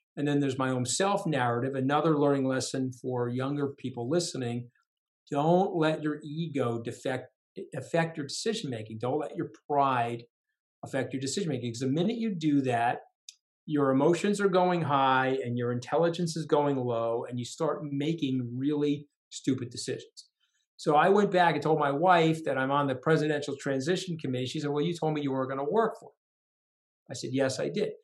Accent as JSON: {"language": "English", "area": "Long Island", "region": "New York", "country": "United States", "said": "I was from Long Island. Okay. And so, and I was from blue collar Long Island."}